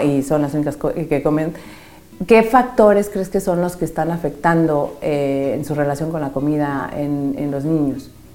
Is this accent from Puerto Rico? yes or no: no; Mexico; now in Madrid, Spain; yo soy mexicana